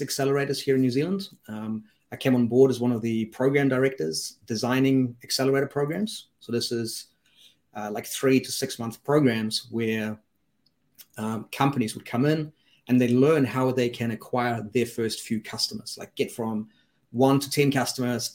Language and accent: English; Germany; moved away; also born or lived in Switzerland; I grew up in Germany